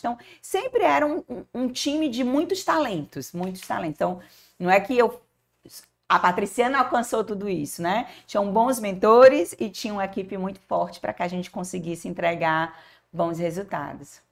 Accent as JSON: {"language": "Portuguese", "town": "Fortaleza", "region": "Ceará", "country": "Brazil", "tie": "born or raised there", "said": "eu nasci numa casa que ficava em Antônio Bezerra. E era casa, com quintal, com pé de siriguela"}